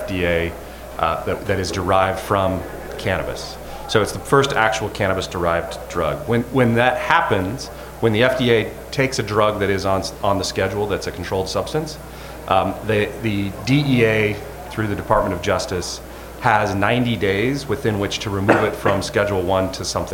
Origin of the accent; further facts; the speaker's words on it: Moab, Utah, United States; now in Seattle, United States; I'm originally from Moab, Utah, but currently out of Seattle.